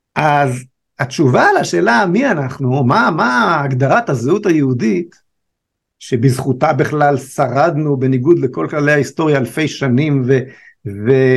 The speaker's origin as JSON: {"language": "Hebrew", "country": "Israel", "said": "שואל אותנו מאיפה אתם, אז אה, אמרנו לו מישראל"}